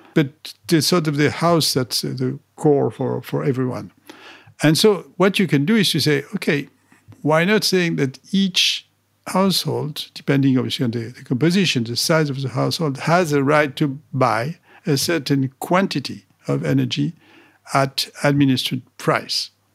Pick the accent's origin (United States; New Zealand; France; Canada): France; Paris, Île-de-France; I was educated as a, as an engineer in, in, in France, in Paris. I grew up there